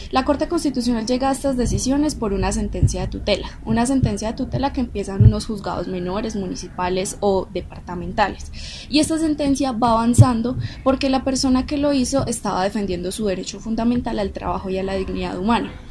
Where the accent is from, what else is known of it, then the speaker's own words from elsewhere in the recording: Antioquia, Colombia; nosotros fuimos criados con base en ese tipo de preceptos religiosos, pues para nosotros como sociedad antioqueña es muy difícil aceptar este tipo de trabajos.